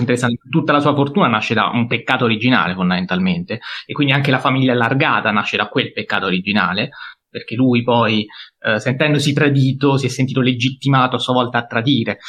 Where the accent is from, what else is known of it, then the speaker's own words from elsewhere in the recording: Pescara, Abruzzo, Italy; io anche da pescarese